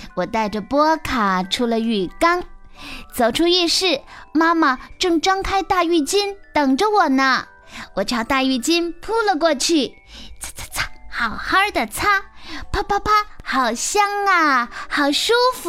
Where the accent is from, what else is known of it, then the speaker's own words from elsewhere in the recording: Xi'an, Shaanxi, China; 我来自西安